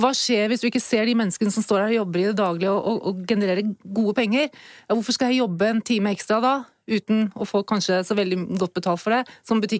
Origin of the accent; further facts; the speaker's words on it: Norway; som nordmann